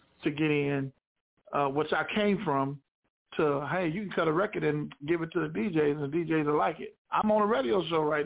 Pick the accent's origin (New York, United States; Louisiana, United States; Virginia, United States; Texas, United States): Texas, United States; Houston; I'm originally from Houston, Texas